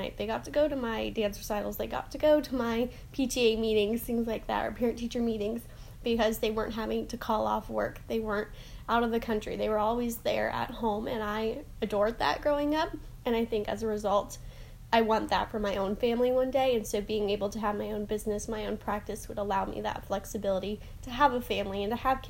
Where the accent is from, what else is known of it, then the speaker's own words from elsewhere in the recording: Orlando, Florida, United States; I'm from Orlando, Florida.